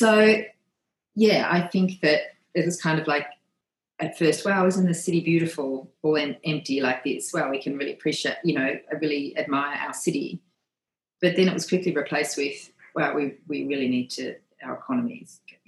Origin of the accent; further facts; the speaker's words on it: Australia; So it does remind me probably a bit of the beaches that I grew up with in Australia.